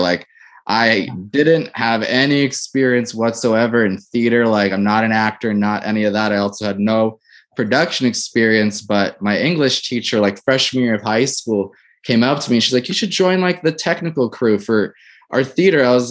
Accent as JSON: {"language": "English", "town": "Metuchen", "region": "New Jersey", "country": "United States", "tie": "born or raised there", "moved": "as an adult", "lives_now": "Minnesota, United States", "said": "I grew up in a small town called Metuchen, New Jersey, and Central Jersey"}